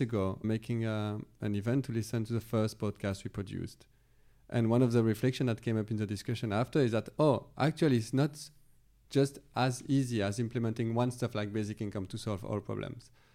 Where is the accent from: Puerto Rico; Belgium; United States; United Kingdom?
Belgium; moved away; I'm from Belgium, originally